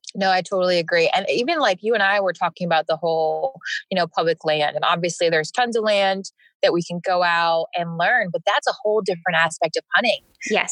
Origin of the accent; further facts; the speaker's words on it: Vermont, United States; moved away; also born or lived in South Carolina / Greenville, South Carolina / Arkansas; I grew up in Vermont